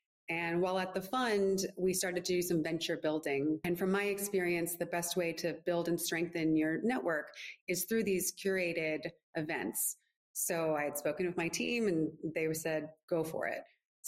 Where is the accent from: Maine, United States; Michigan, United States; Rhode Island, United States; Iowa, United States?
Rhode Island, United States; Providence; moved away; also born or lived in Washington, D.C. / New York; I'm originally from Providence, Rhode Island.